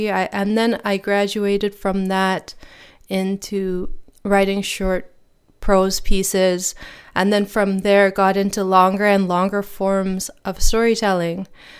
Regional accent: Lennoxville, Quebec, Canada; also born or lived in Edmonton; growing up in Lennoxville, Quebec, and bringing in the wider community to celebrate these days that are so important for us as Baha'is. And then after living in Lennoxville, we moved to Edmonton, Alberta

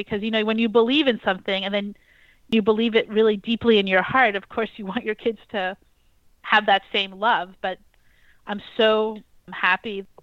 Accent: New York City, New York, United States; I actually was growing up in New York City

